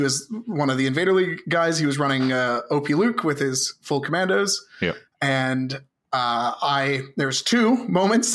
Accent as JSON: {"language": "English", "region": "Southern Ontario", "country": "Canada", "said": "I'm from Southern Ontario."}